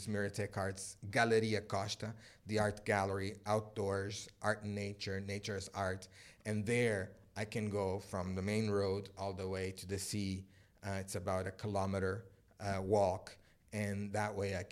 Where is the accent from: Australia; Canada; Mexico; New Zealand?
Canada; Oakville, Ontario; also born or lived in Pico Island, Azores, Portugal; I'm from Oakville, Ontario. Nothing exotic to most of the people that are listening us, probably. But that's where I was born. And that's where I did most of my schooling